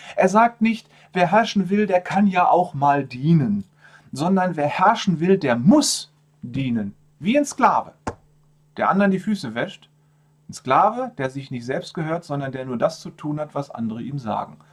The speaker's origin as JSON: {"language": "German", "country": "Germany", "said": "bei uns in Deutschland"}